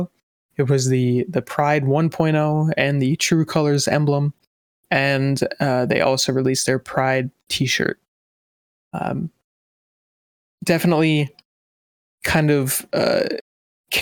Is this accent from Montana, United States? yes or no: yes; Montana, United States; I grew up in Montana